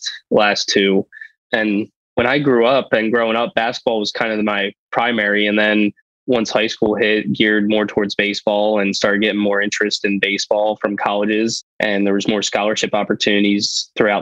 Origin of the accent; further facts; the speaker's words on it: Allentown, Pennsylvania, United States; also born or lived in Millersville, Pennsylvania; now in Lancaster, United States; I grew up in Allentown and then went to school out here at Millersville, met my wife, and then we live in Lancaster